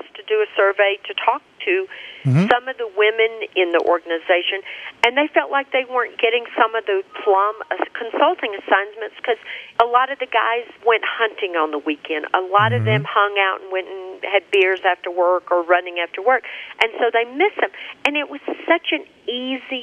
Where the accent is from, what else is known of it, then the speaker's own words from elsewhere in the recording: Birmingham, Alabama, United States; Birmingham, Alabama, my hometown